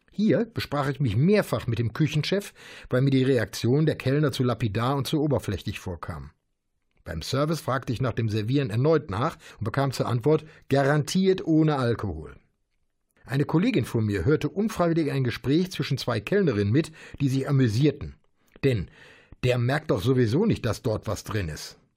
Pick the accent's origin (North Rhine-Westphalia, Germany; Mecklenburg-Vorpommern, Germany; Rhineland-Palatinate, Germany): North Rhine-Westphalia, Germany; Bergheim; Das jüngste Beispiel erlebte ich in meiner Heimatstadt Bergheim in einem neuen Restaurant